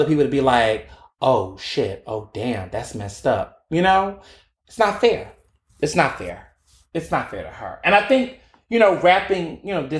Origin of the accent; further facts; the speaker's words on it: Midwest, United States; They from the South, then came to the Midwest